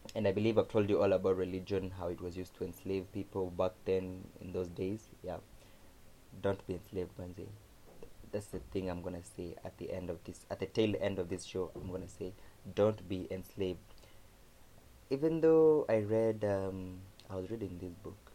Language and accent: English; Kamba, Ukambani, Kenya; accent: Kamba; my Kamba accent